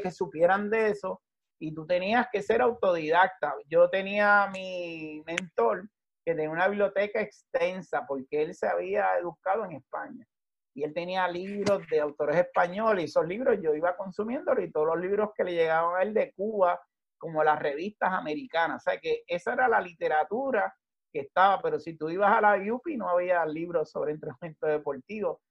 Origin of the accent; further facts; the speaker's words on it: Levittown, Puerto Rico; en la urbanización que yo me crié en Levitown, un suburbio